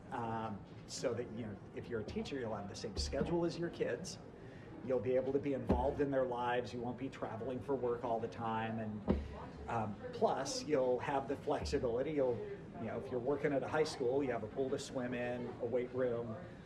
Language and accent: English; Santa Barbara, California, United States; also born or lived in Irvine, California / Newport Beach, California; I grew up in Santa Barbara, came down here to go to UC Irvine